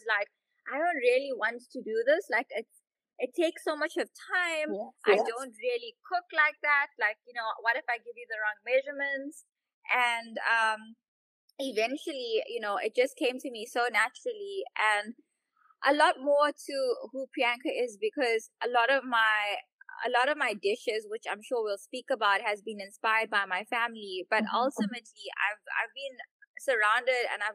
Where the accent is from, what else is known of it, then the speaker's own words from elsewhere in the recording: Durban, KwaZulu-Natal, South Africa; I'm from Durban. Born and bred in Durban.